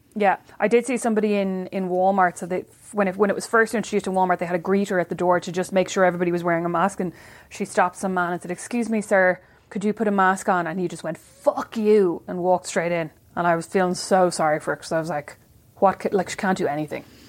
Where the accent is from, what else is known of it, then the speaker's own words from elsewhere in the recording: Kildare, Leinster, Ireland; moved away; my hard life as a white girl growing up in Kildare